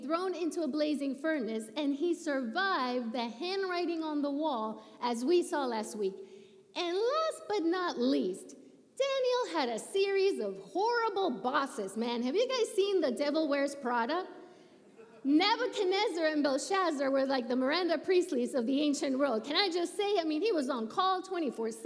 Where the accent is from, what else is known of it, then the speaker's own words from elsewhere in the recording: Puerto Rico; moved away; when I was a little kid growing up in Puerto Rico, I went to church 4 times a week